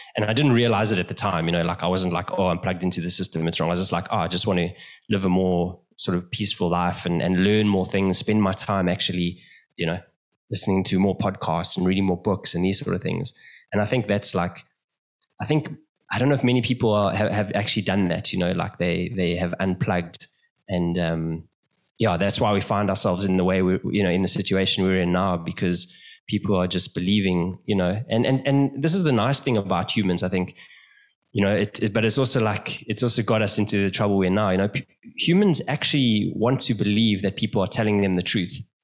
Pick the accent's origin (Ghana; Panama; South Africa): South Africa; moved away as an adult; also born or lived in London; now in Brazil; I'm originally from South Africa